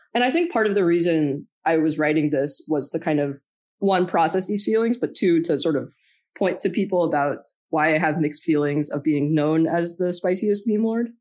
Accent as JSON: {"language": "English", "town": "Boston", "region": "Massachusetts", "country": "United States", "said": "I'm from Boston"}